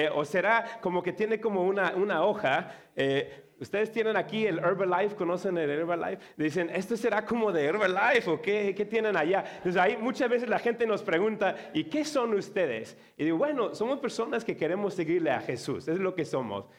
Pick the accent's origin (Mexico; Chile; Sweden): Mexico; accent: Mexican; now in Chicago, United States; yo tengo un acento mexicano